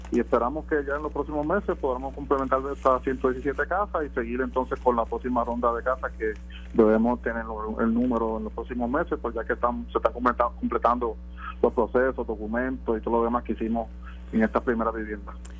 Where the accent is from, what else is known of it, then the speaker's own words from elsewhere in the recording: Guánica, Puerto Rico; nuestro pueblo de Guanica